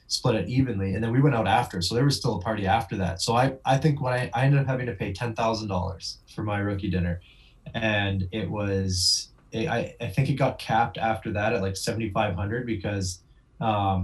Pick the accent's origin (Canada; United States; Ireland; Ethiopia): Canada; Vancouver, British Columbia; Vancouver, my hometown